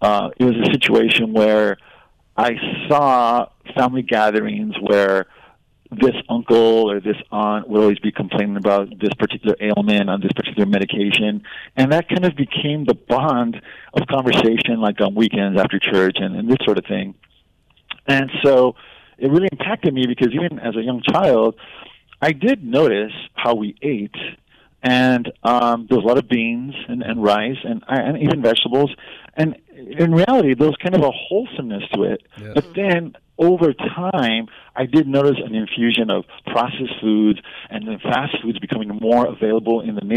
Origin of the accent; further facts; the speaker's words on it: Los Angeles, California, United States; where I grew up in Boyle Heights